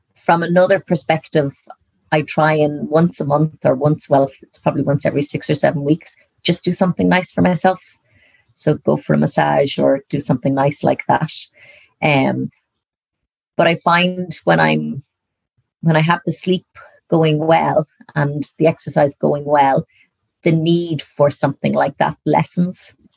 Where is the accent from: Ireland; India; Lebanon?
Ireland; Dublin, Leinster; moved away as an adult; now in Galway, Ireland; growing up in Dublin